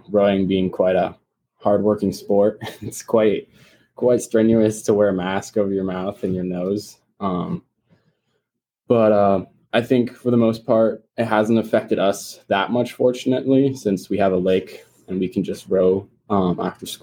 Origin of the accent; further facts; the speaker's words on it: North Carolina, United States; also born or lived in Munich, Germany; I'm from North Carolina, and I was originally born in Germany, Munich, Germany